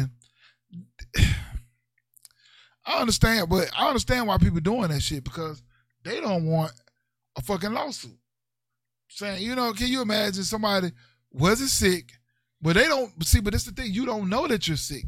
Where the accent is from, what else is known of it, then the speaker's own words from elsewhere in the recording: Mississippi, United States; I grew up in the South. I grew up in Mississippi